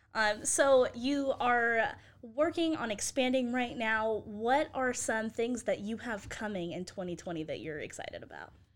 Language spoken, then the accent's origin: English; Nevada, United States; now in Waco, United States; I grew up in Nevada